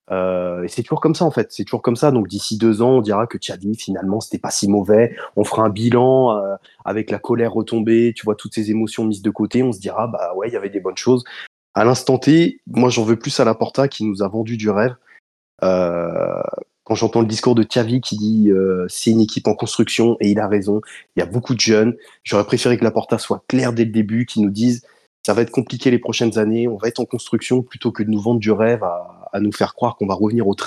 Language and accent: French; United States; French is a second language; Je suis un Américain, je faut me pardonner, c'est pour ça, j'ai, j'ai l'accent